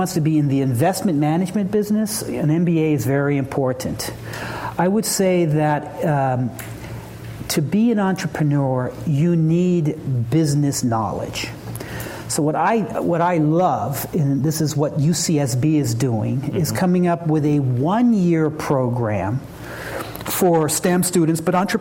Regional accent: Southern California, United States; moved away as an adult; also born or lived in Boston / Philadelphia; I grew up in Southern California, and I left. I lived in 2 years in Boston, 2 years in Philadelphia, and 25 years in Boston. And I came back to California 3 years ago.

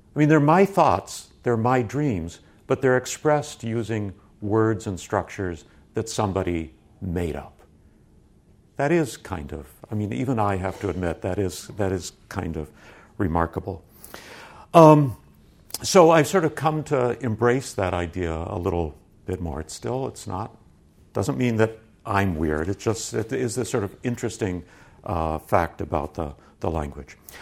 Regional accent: San Francisco, California, United States; I grew up around the San Francisco area

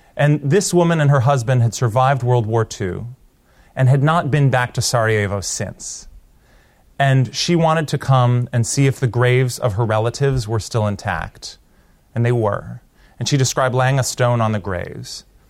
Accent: Portland, Oregon, United States; moved away; also born or lived in India; my hometown, Portland, Oregon

